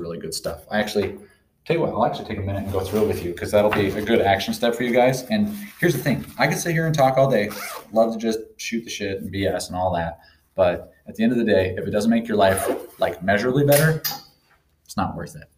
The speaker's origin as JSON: {"language": "English", "town": "Sandpoint", "region": "Idaho", "country": "United States", "tie": "born or raised there", "moved": "yes", "said": "the city of Sandpoint. That's the town I grew up"}